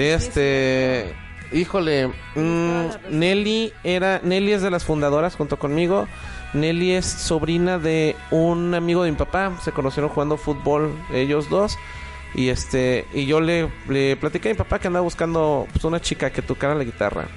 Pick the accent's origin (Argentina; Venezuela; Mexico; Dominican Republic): Mexico; Guadalajara, Jalisco; also born or lived in Mexico City; yo soy de la Ciudad de México, pero tengo aquí toda mi vida